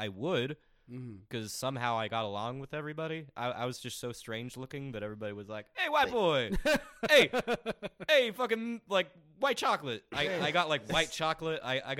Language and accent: English; Highlands Ranch, Colorado, United States; also born or lived in Ontario, California; I grew up in Highlands Ranch, in Colorado, like super safe, super fucking like white collar.